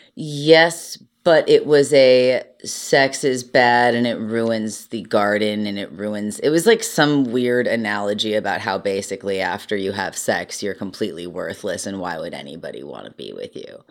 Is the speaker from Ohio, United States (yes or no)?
yes; Cleveland, Ohio, United States; I'm from Cleveland